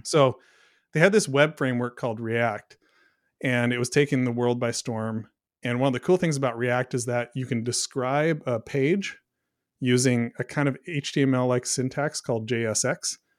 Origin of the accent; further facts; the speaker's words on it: Pacific Northwest, United States; now in Brush Prairie, Washington, United States; I grew up in the Pacific Northwest